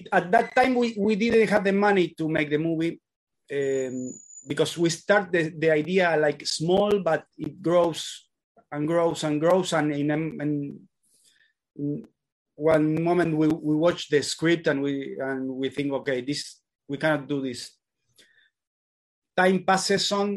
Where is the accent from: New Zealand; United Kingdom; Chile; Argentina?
Argentina; English is a second language; We are from Argentina.